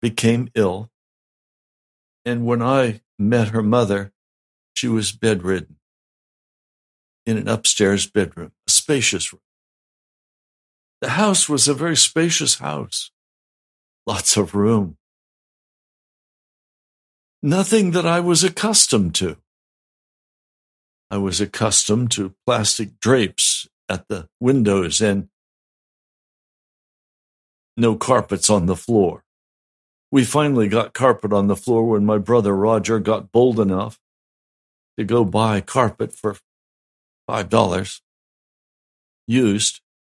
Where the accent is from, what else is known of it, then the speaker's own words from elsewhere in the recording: western Pennsylvania, United States; also born or lived in Wyoming / Colorado; most of my boyhood was spent in the woods of western Pennsylvania